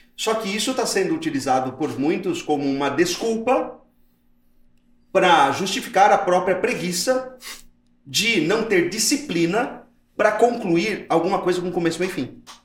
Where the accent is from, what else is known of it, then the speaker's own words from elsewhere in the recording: Mauá, São Paulo, Brazil; a gente veio de Mauá, da periferia de Mauá